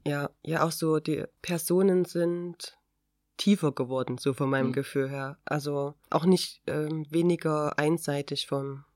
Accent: Chemnitz, Saxony, Germany; hier bei uns in Chemnitz halt, weil ich Sozialarbeiterin bin

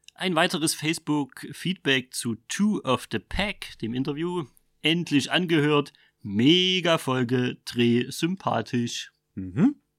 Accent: Vogtland, Saxony, Germany; accent: Vogtländisch; dann schlägt so das Vogtländische bei mir aus.

